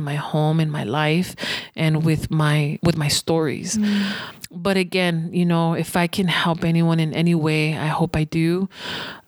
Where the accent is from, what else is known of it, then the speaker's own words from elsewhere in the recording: United States; I'm an American citizen and I'm a proud American.